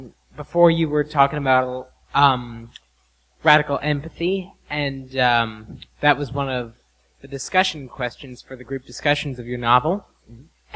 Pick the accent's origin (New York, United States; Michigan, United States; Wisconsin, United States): New York, United States; Hyde Park; I'm from Hyde Park, New York.